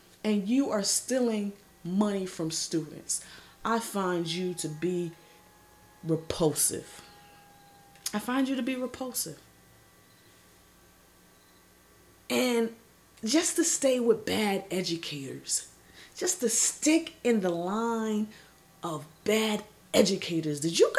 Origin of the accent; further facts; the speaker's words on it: New Jersey, United States; I represent Jersey to the fullest, born and raised in the Garden State